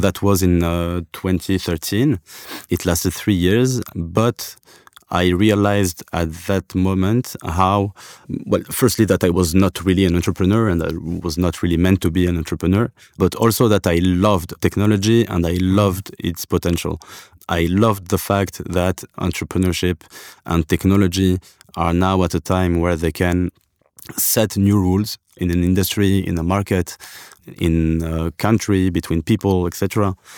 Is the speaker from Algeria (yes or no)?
yes; Algeria; I come from, uh, from Algeria. I was, I was born in Africa.